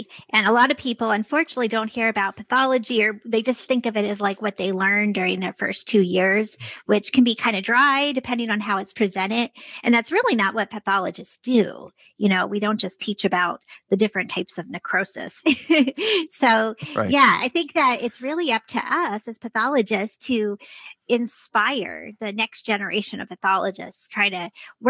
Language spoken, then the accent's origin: English; Vermont, United States; born there; also born or lived in upstate New York; I was born in Vermont and then lived in upstate New York, went back to Vermont for medical school.